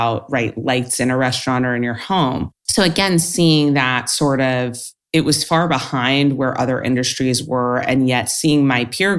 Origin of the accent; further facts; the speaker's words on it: Los Angeles, California, United States; I grew up in Los Angeles and California